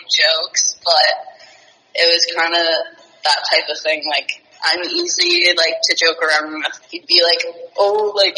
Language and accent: English; Ontario, Canada; moved away as an adult; also born or lived in San Jose, California; I'm from Ontario